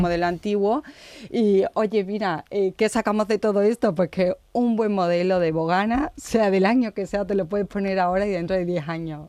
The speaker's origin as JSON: {"language": "Spanish", "town": "Osuna", "region": "Andalusia", "country": "Spain", "said": "soy de Osuna"}